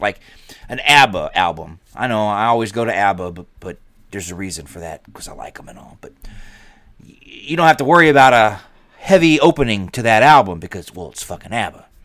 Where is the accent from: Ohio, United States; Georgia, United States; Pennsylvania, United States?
Georgia, United States; moved away; also born or lived in Chicago; I grew up in Georgia, so I was a shelter kid